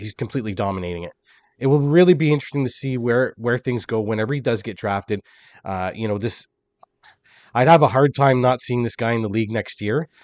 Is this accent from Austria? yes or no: no; Canada; as a Canadian